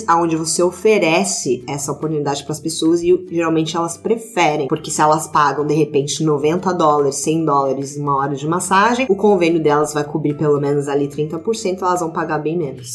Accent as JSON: {"language": "Portuguese", "country": "Brazil", "moved": "as an adult", "said": "fazia dois anos que eu não ia pro Brasil e tava já homesick"}